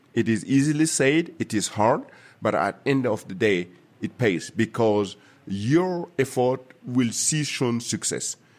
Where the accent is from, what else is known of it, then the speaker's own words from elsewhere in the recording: Burkina Faso; moved away; also born or lived in Germany; my home country, Burkina Faso